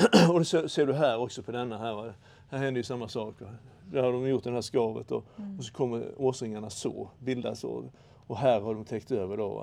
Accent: Karlshamn, Blekinge, Sweden; där jag växte upp hos mor och far

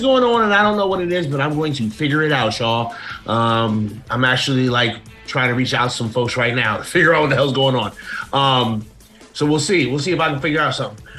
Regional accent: Plainfield, New Jersey, United States; I am from uh, about 30 minutes from Newark in a, in a, city called Plainfield, Plainfield, New Jersey

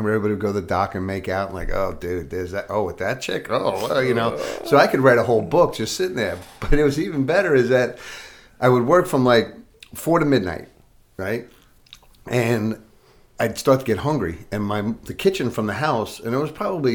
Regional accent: Patchogue, New York, United States; I was in the biggest house in Patchogue

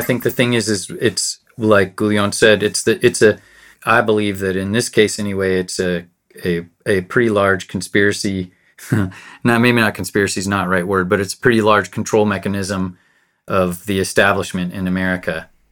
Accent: United States; I've never really identified as American, but I know that I'm American

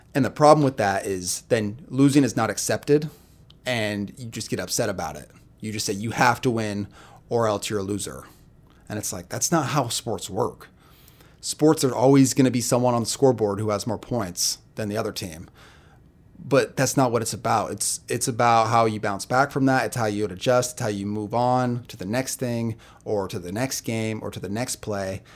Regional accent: Boise, Idaho, United States; I grew up in Boise, Idaho

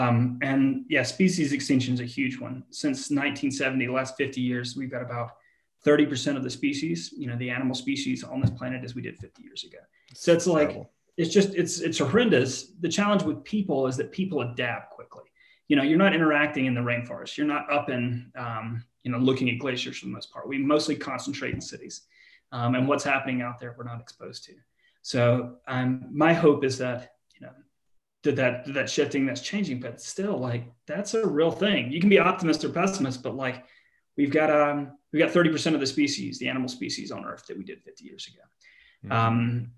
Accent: the South, United States; Like I grew up in the American South.

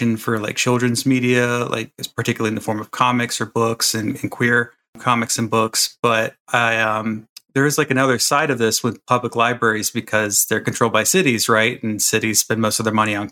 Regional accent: Florida, United States; I'm from Florida.

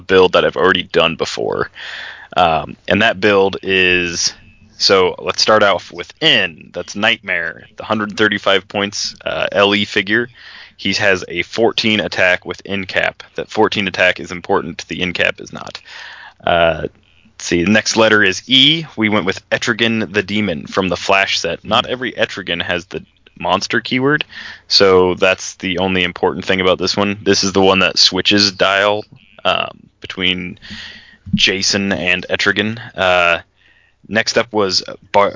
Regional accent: Funk, Nebraska, United States; My hometown, if you can call it that, it's a village. It's called Funk, F-U-N-K.

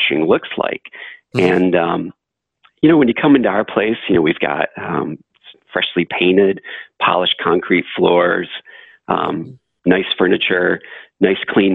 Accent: Flint, Michigan, United States; I grew up in Flint, Michigan

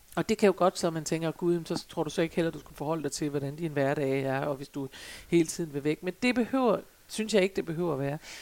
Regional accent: Jutland, Denmark; jeg er en gammel jyde

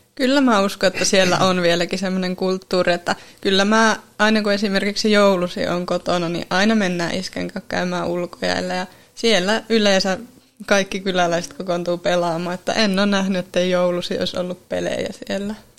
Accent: Siikajoki, North Ostrobothnia, Finland; moved away as an adult; now in Oulu, Finland; mä oon kotoisin tuolta Siikajoelta

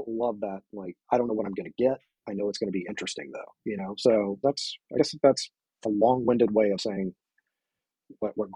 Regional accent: the South, United States; I grew up in the South, so it's country is sort of in my veins

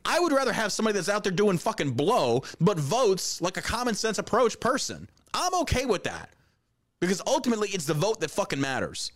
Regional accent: Beaumont, Texas, United States; also born or lived in Galveston, Texas; I was born in Galveston, and I grew up in Beaumont, Texas

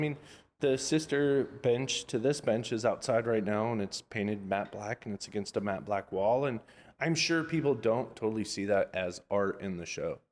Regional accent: Orlando, Florida, United States; now in Los Angeles, United States; I'm from Orlando, Florida, technically

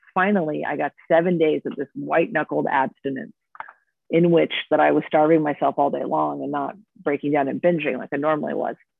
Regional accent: Orange County, California, United States; moved away as an adult; also born or lived in New York; Growing up in Orange County, California, where everyone is a stick figure

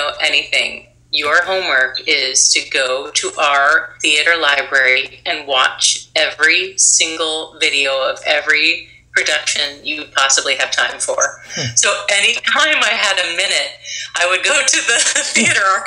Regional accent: Pennsylvania, United States; moved away; also born or lived in Chicago; I grew up in Pennsylvania

